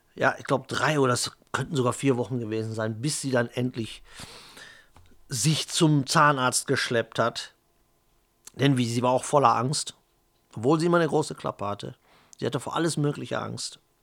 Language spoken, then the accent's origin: German; Germany; ich bin halt Deutscher, Italiener, Pole ist in mir drin, holländisches Blut ist in mir drin